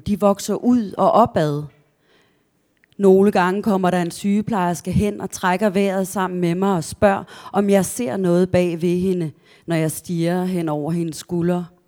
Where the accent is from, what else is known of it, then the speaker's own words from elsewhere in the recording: a village outside Kolding, Southern Denmark, Denmark; also born or lived in Askov, Denmark; vi flyttede senere til en landsby langt, langt ude på landet, øh, uden for Kolding